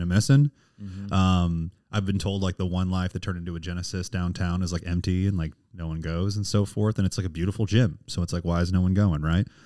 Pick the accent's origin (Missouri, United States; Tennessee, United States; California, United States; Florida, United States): Missouri, United States; St. Charles; moved away as an adult; also born or lived in Springfield, Missouri; now in Kansas City, United States; I'm from St. Charles, right, right outside St. Yeah. Louis